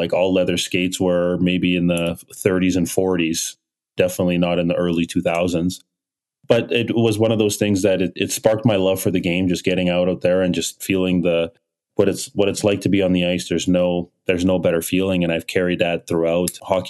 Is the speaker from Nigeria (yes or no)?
yes; Nigeria; born there; Had my brother in Kiev in 83 and then ended up moving back to Nigeria where I was born in 89.